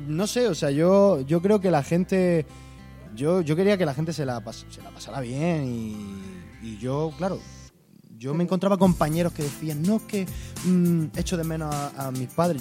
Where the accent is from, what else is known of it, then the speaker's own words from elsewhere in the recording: Almería, Andalusia, Spain; yo soy de La Cañada